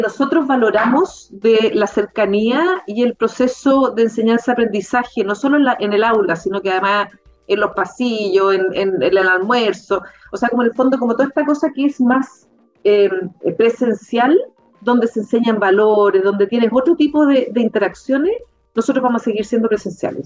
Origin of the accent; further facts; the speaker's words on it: Concepción, Biobío, Chile; now in Santiago, Chile; yo soy de Concepción